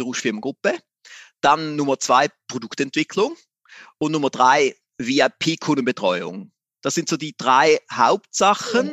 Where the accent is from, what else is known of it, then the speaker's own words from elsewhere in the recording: Switzerland; ich bin ein Schweizer, wie man mhm. so hört